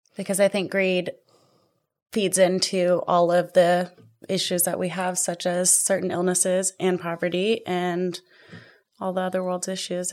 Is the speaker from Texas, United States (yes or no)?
yes; Tomball, Texas, United States; also born or lived in Virginia; growing up in Tomball